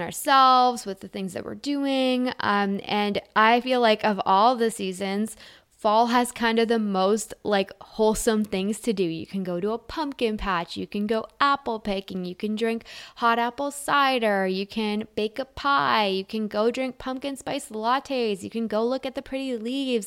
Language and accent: English; Canada; I'm Canadian